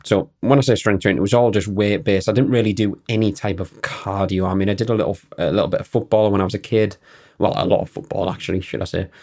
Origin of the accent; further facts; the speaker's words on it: Newton Aycliffe, North East England, United Kingdom; I'm from Newton Aircliffe, which is a sm-, smallish town in County Durham.